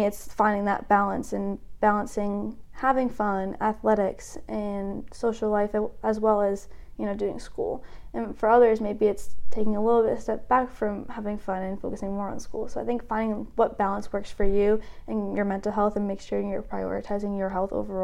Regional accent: Pelham, New Hampshire, United States; I'm from Pelham, New Hampshire, about 45 minutes north of Boston

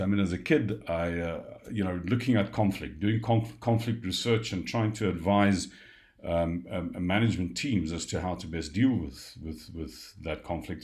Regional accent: South Africa; I'm a South African

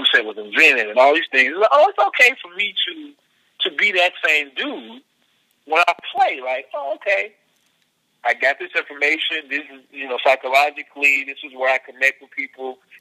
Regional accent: Mississippi, United States; moved away as an adult; now in California, United States; my experience being born in Mississippi

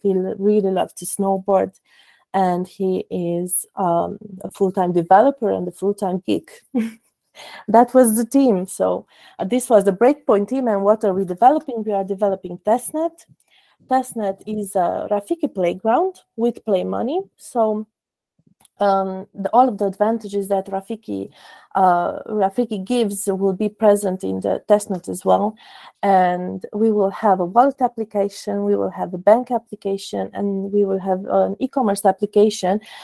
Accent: Cluj-Napoca, Cluj County, Romania; I am also from Romania, Cluj Napoca.

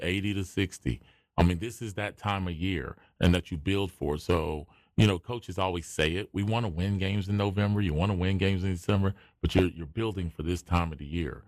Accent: Wilmington, North Carolina, United States; I grew up in Wilmington and we moved out to College Acres right there on the edge of the campus

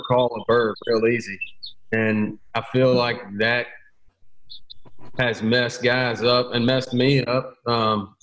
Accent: Maury County, Tennessee, United States; I grew up in Murray County down here on Unali

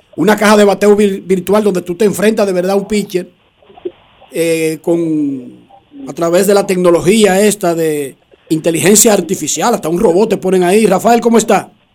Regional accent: Dominican Republic

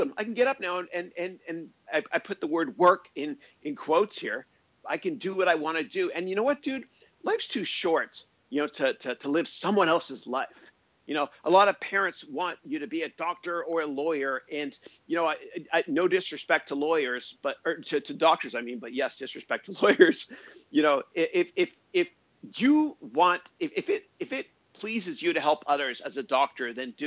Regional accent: Canada; now in California, United States; I remember growing up in Canada. I love Canada, man. I'm so proud to be Canadian

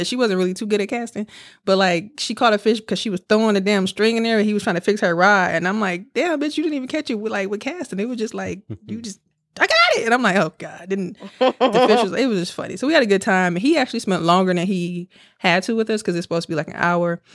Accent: Milwaukee, Wisconsin, United States; now in Houston, United States; we from Milwaukee

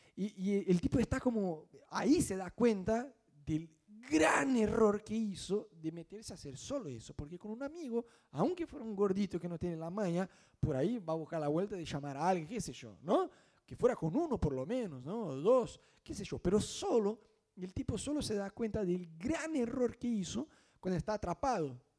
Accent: Brazil; Spanish is a second language; now in Argentina; nosotros que somos brasileños

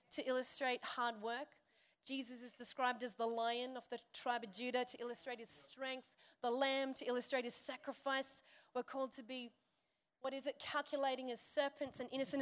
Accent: Byron Bay, New South Wales, Australia; I'm from Byron

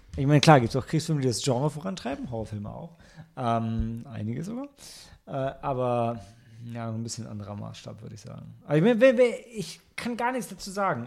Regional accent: Germany; als Deutscher

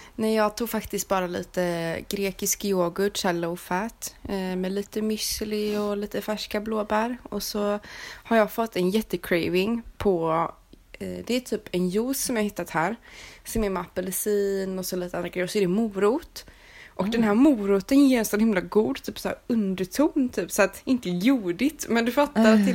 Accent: Sweden; moved away; jag var svensk

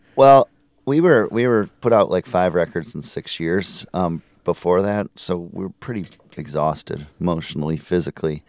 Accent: Minneapolis, Minnesota, United States; moved away; I'm originally from Minneapolis

